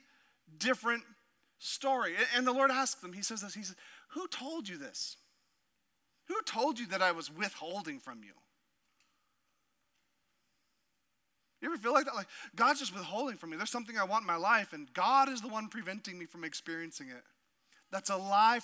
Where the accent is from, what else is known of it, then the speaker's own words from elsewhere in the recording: Southeast Alaska, United States; moved away; growing up as a kid in Southeast Alaska